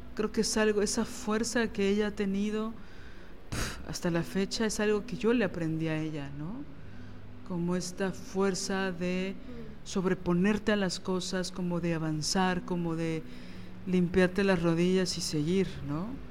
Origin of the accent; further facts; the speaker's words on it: Mexico City, Mexico; yo soy chilanga